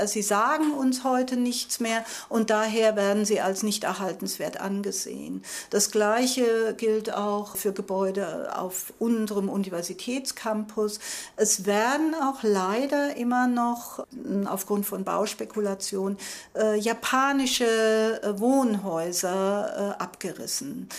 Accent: Germany; moved away as an adult; now in Taiwan; ich komme aus Deutschland

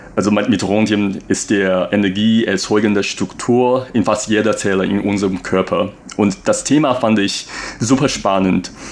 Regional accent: Taipei, Taiwan; first language Mandarin; German is a second language; moved away as an adult; also born or lived in Germany; dass ich Taiwaner bin

